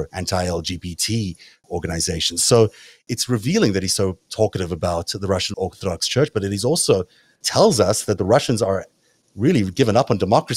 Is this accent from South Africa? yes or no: yes; South Africa; accent: South African; my South African accent